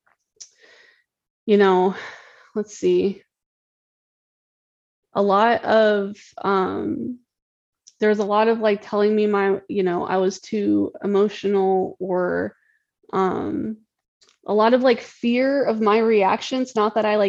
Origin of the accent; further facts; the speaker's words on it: Tennessee, United States; I grew up in Tennessee